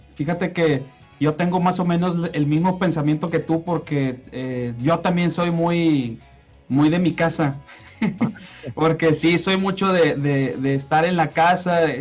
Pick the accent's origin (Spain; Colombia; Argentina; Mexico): Mexico; Monterrey, Nuevo León; yo soy regio, yo toda mi vida he vivido, viví, he vivido aquí en Monterrey